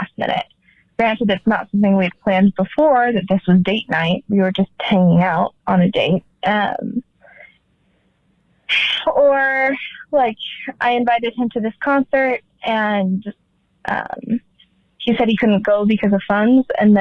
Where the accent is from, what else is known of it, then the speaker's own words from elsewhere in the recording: Utah, United States; I am 25 and from Utah